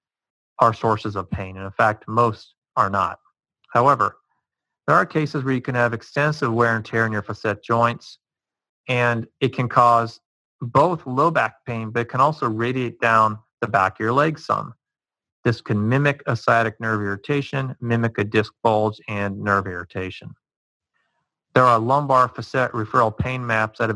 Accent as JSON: {"language": "English", "town": "Cincinnati", "region": "Ohio", "country": "United States", "tie": "born or raised there", "said": "I'm from the Cincinnati area, and growing up watching the Cincinnati Reds"}